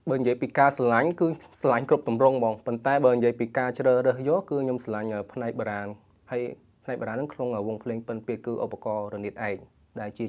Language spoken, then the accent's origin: Khmer; Banteay Meanchey, Cambodia; moved away as an adult; also born or lived in Phnom Penh